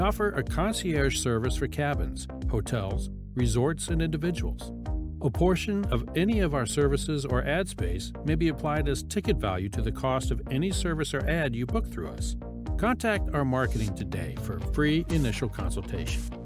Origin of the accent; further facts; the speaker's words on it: Ohio, United States; moved away; my home state of Ohio